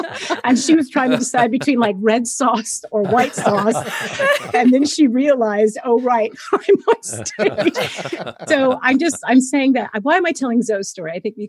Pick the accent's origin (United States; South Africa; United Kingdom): United States; Fresno, California; moved away as an adult; also born or lived in New York; I'm from Fresno, California, and my parents were still in Fresno, and I just moved to New York when I was 18